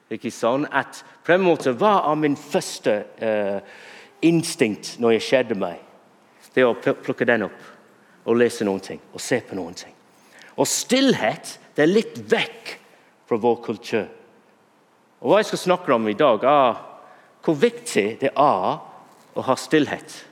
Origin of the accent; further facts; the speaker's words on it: Bury, North West England, United Kingdom; Norwegian is a second language; now in Norway; Now, jeg vokste opp i England, og jeg vokste opp i en by som heter Berry.